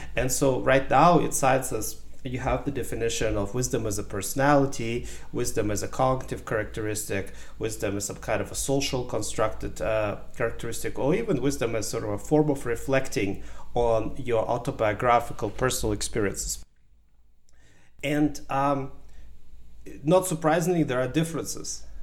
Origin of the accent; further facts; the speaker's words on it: Ukraine; English is a second language; also born or lived in Germany / United States; now in Canada; I was born in Ukraine in a small village. Um, I grew up in partially in Ukraine, and in the 90s, my family moved to Germany